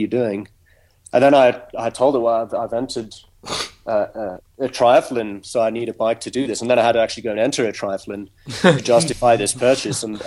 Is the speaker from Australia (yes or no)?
no; South Africa; moved away; I grew up in South Africa